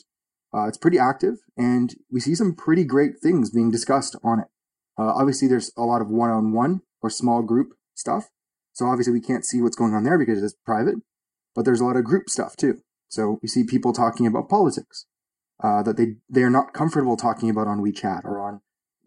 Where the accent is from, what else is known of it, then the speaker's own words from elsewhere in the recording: Toronto, Ontario, Canada; I'm from Toronto, Canada.